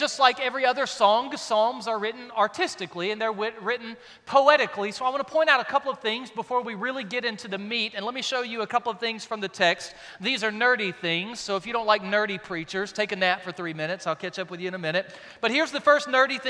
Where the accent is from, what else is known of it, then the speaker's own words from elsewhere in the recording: South Louisiana, United States; I'm from South Louisiana, God's country